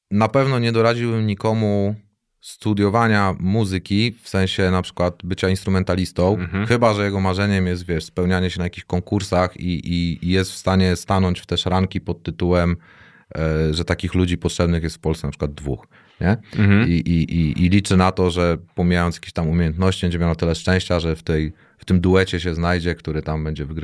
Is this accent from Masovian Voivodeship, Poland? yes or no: yes; Warsaw, Masovian Voivodeship, Poland; now in Tricity, Poland; jak ja z Warszawy, wiesz, to przeszczep, nie?